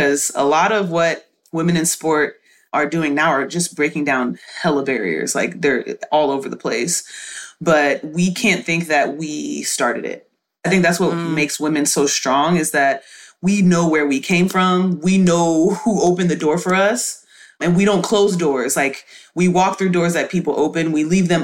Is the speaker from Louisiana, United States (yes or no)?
no; Houston, Texas, United States; I was raised in Houston, Texas